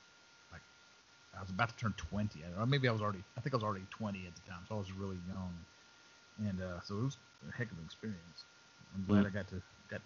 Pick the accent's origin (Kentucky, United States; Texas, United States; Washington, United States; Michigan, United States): Texas, United States; West; I grew up in West Texas. I've seen my share of sand